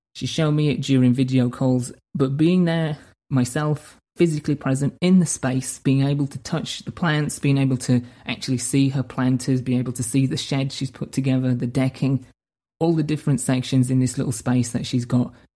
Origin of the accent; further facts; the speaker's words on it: United Kingdom; moved away; I needed to go back home to my home country, to my hometown, to essentially recharge the batteries in my soul